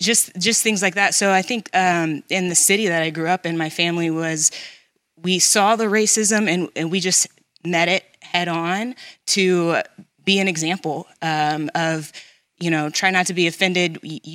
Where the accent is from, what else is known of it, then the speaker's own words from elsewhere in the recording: right outside of St. Louis, on the Illinois side, United States; I grew up right outside of St. Louis, on the Illinois side of the river, and the town that I grew up in had a very, misunderstanding towards black people.